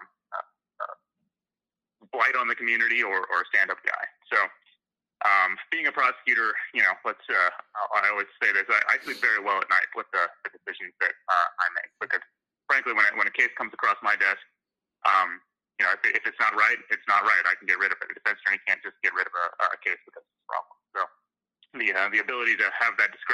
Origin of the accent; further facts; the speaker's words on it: Fairfield, Iowa, United States; also born or lived in California; So when I was 8, they moved back here. We bought some land and kind of grew up in Fairfield